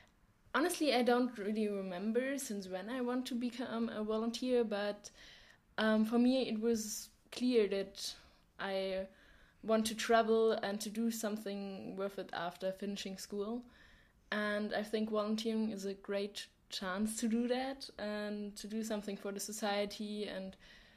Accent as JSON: {"language": "English", "country": "Germany", "second_language": "English", "moved": "as an adult", "lives_now": "Poland", "said": "I'm from Germany and I'm 19 years old."}